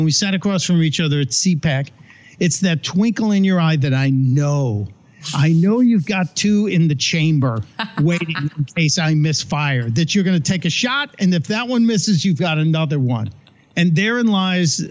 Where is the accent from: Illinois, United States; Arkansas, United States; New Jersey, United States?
Illinois, United States; Chicago; Growing up in Chicago, we used to go to Second City as kids.